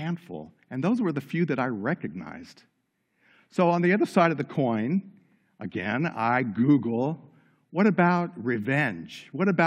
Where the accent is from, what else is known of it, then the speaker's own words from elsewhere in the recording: Los Angeles, California, United States; Growing up in Los Angeles, California, I was surrounded by all things Hollywood